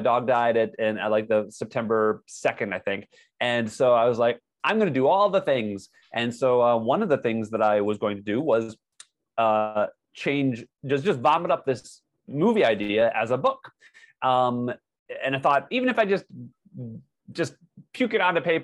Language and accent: English; United States; also born or lived in Hollywood, California; I'm an American